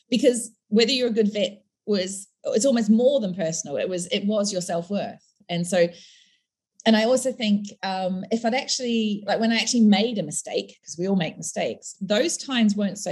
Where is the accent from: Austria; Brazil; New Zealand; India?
New Zealand; South Island of New Zealand; moved away as an adult; also born or lived in United Kingdom; I come from the South Island of New Zealand